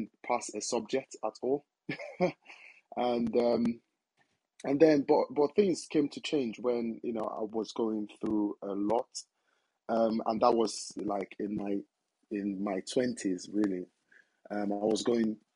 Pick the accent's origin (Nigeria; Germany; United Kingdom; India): Nigeria; moved away; I'm originally from Nigeria